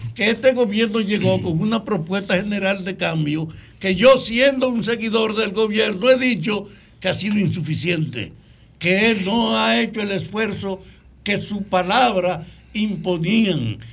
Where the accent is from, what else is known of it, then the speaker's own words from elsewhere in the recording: Salcedo, Hermanas Mirabal, Dominican Republic; en mi pueblo, en Salcedo